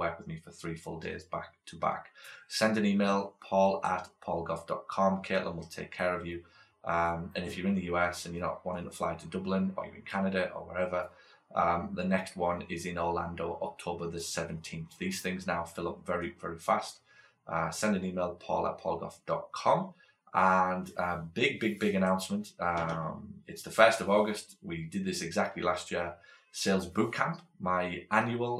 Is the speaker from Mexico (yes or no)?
no; United Kingdom; moved away as an adult; also born or lived in Australia; now in United States; I'm from Britain. I've been brought up in Britain